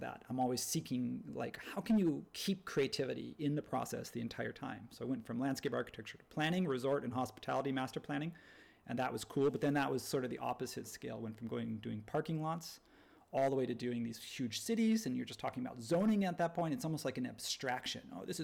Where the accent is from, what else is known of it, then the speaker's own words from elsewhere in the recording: Southern California, United States; growing up in Southern California